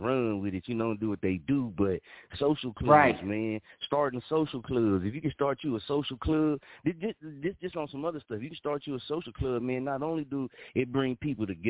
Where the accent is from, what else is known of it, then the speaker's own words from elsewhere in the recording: Muskogee, Oklahoma, United States; also born or lived in Wichita, Kansas; My hometown is Muskogee, Oklahoma